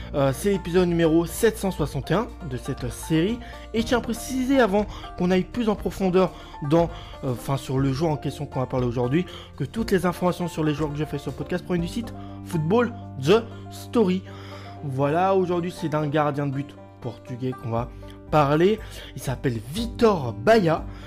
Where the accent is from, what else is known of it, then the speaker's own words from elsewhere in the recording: France; en tant que Français